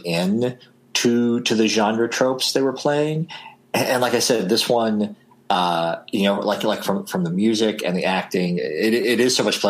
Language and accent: English; Southern Illinois, United States; my hometown in Southern Illinois